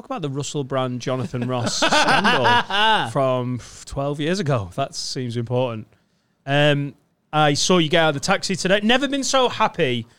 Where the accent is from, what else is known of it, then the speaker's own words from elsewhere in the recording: Spain; English is a second language; I'm originally from Spain, but now I've lived here for a long time.